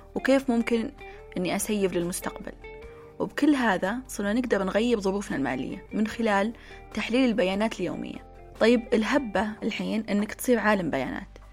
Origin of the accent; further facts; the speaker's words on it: Saudi Arabia; تشبه محلات الدانوب وابن داود عندنا في السعودية